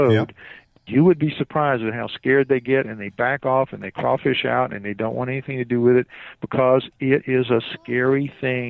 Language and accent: English; New Orleans, Louisiana, United States; I'm from New Orleans.